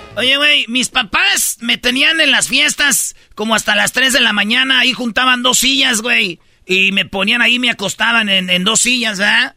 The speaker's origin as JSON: {"language": "Spanish", "town": "Jiquilpan", "region": "Michoacán", "country": "Mexico", "tie": "born or raised there", "moved": "yes", "said": "se oía hasta donde yo vivía. Allá por el lienzo charro se oían los bailes que hacían en el estadio de Jiquilpa"}